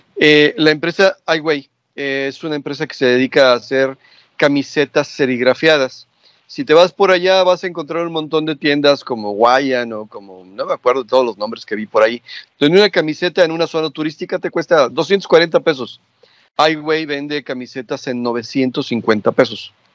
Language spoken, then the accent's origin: Spanish; Mexico; somos mexicanos todos